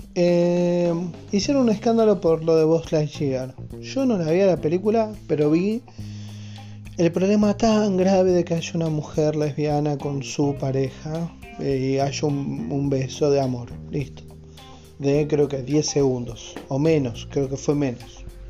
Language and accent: Spanish; Argentina; en mi país, que es Argentina